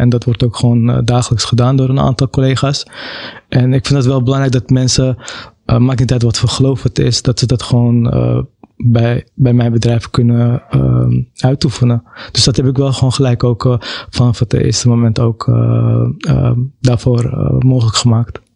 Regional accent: Amsterdam, North Holland, Netherlands; Ik ben zelf wel geboren in Amsterdam

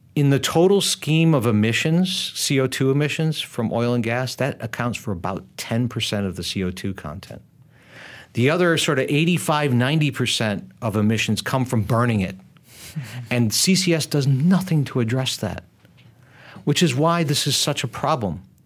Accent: United States; I come from the United States

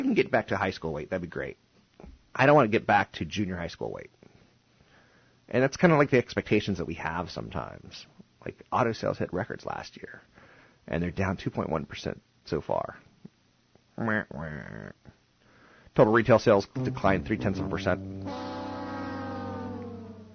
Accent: Washington, District of Columbia, United States; D.C.'s my hometown.

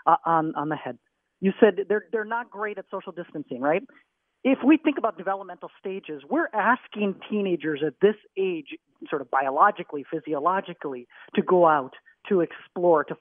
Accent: Minnesota, United States; moved away as an adult; also born or lived in Texas / Southern Africa; I grew up in Minnesota.

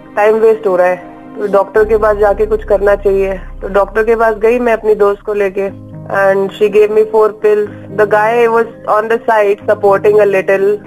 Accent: Delhi, India; also born or lived in New York; I was born and broad up in daily

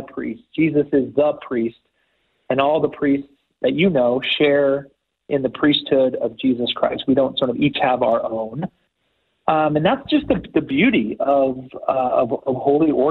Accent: Houston, Texas, United States; I grew up in Houston, Texas, right outside of Houston

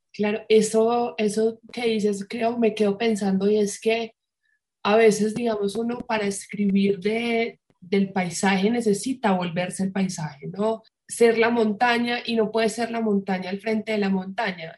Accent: Medellín, Antioquia, Colombia; moved away; yo soy de Medellín

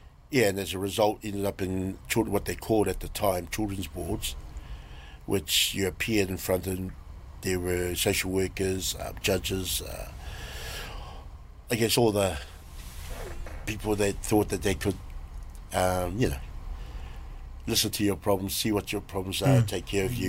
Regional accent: Auckland, New Zealand; So I was brought up in Ponsonby Grey Lynn area, central, most of my young life, and went to local schools there, Richmond Road Primary, Marist, and went to intermediate Marist, Vermont Street Brothers

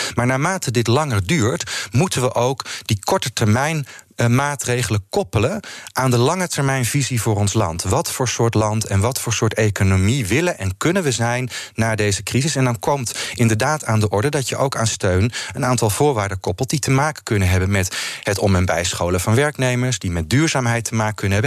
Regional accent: Netherlands; als Nederlanders

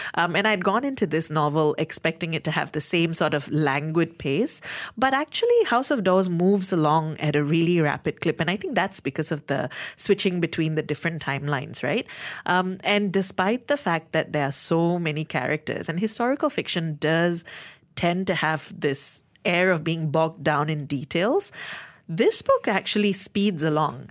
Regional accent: Malaysia; as a Malaysian reader

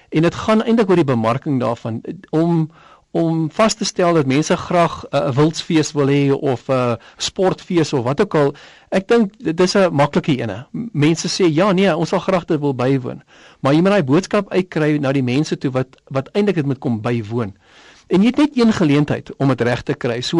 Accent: South Africa

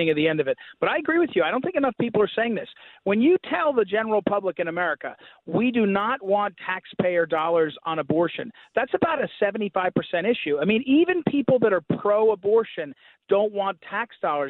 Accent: Missouri, United States; that's my home state in Missouri

